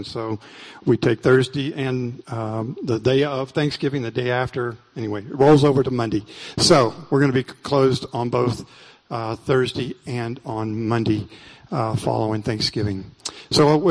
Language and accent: English; Deep South, United States; now in Prescott, United States; I'm from the Deep South and that's what we call it